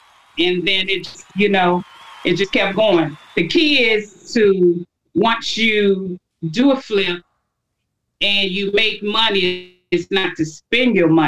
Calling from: Capitol Heights, Maryland, United States; I'm calling from Capitol Heights, Maryland.

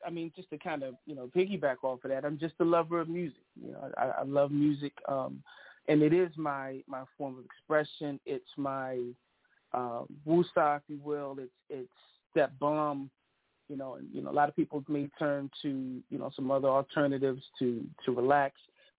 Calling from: Bowie, Maryland, United States; So I am calling from Bowie, Maryland, which is about 15 minutes outside of the D.C. area, Chocolate City.

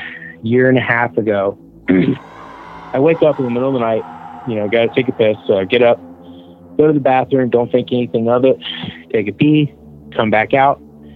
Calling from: Atlanta, Georgia, United States; I'm … from outside of Atlanta, Georgia.

